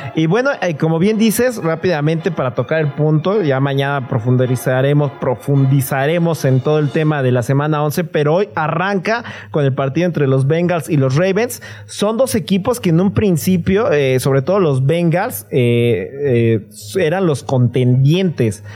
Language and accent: Spanish; Mexico; yo soy de México